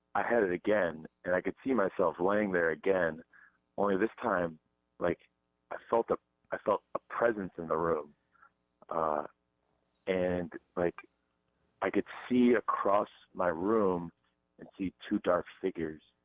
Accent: Hilton Head Island, South Carolina, United States; I'm from Hilton Head.

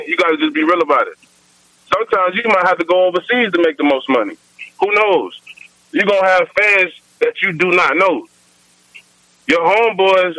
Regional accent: Fort Myers, Florida, United States; I'm from Florida, Fort Myers

